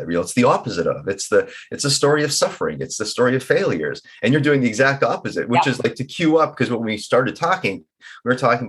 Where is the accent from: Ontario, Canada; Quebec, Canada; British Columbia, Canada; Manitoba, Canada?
British Columbia, Canada; Vancouver; I'm from Vancouver